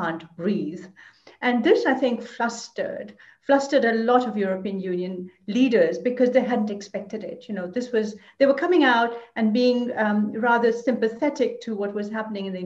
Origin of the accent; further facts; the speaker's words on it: Lahore, Punjab, Pakistan; moved away as an adult; now in Brussels, Belgium; I was born in South Asia, in Lahore, and I've been here for almost 40 years. I came to Brussels